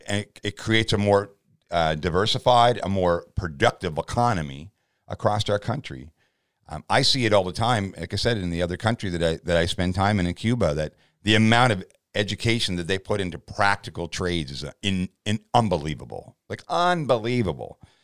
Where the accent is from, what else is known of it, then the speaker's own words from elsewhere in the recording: Canada; as a Canadian citizen in my fifth decade